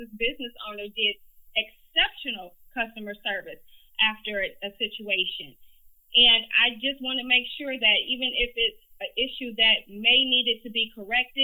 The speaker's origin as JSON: {"language": "English", "town": "Detroit", "region": "Michigan", "country": "United States", "tie": "born or raised there", "said": "I'm a West Sider, Detroit. I grew up West McNichols in Greenfield"}